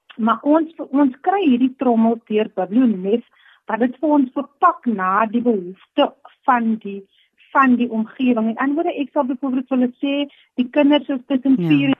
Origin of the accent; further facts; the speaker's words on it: Stellenbosch, Western Cape, South Africa; Ek is gebore hier op Stellenbos, ek het groot geword